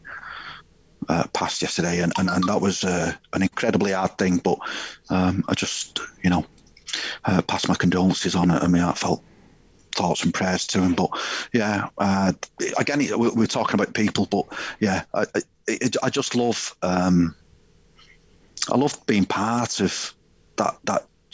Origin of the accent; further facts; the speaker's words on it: Warrington, North West England, United Kingdom; my village and my hometown, Burnwood and Warrington.